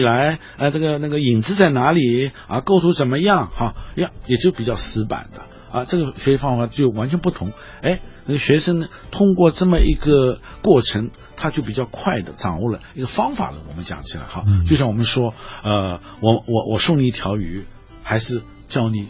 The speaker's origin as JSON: {"language": "Chinese", "country": "China", "said": "我们中国人说那个呃喜写兰，很高兴的是画兰花，"}